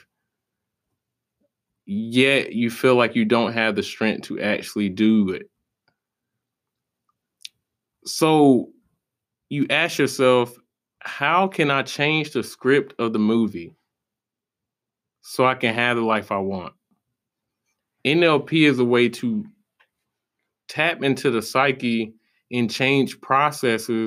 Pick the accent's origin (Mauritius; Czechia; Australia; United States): United States; South Carolina; moved away as an adult; I'm originally from South Carolina.